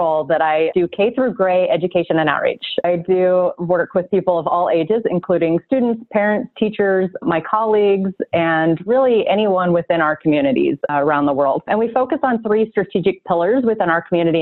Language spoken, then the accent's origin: English; California, United States; moved away as an adult; also born or lived in upstate New York; I'm originally from California.